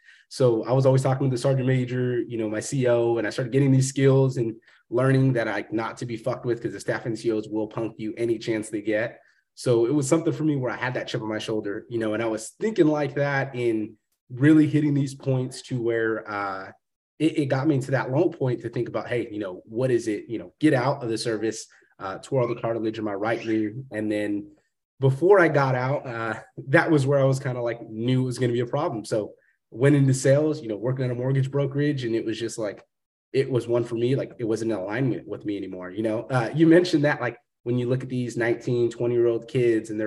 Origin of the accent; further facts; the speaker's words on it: Fresno, California, United States; moved away; coming from the small town, I'm from Fresno